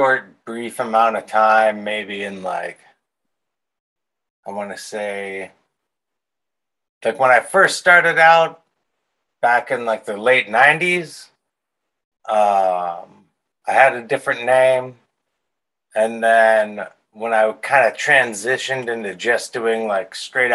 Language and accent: English; Pittsburgh, Pennsylvania, United States; I grew up in Pittsburgh, Pennsylvania, in the South Hills.